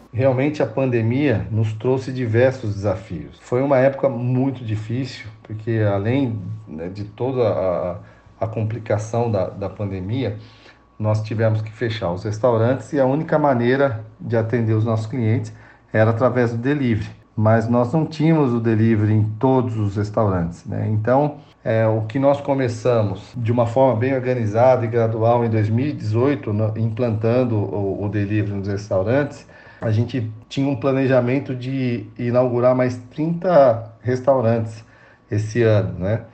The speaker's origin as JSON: {"language": "Portuguese", "town": "São Roque", "region": "São Paulo", "country": "Brazil", "tie": "born or raised there", "said": "Eu sou paulistano, mas é, fui em São Paulo só para nascer, né? Porque, na verdade, minha família morava em São Roque"}